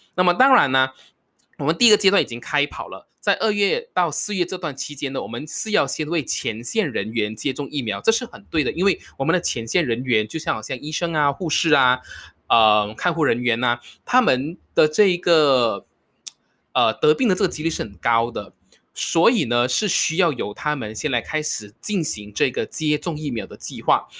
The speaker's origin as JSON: {"language": "Chinese", "country": "Malaysia", "said": "我是马来西亚人"}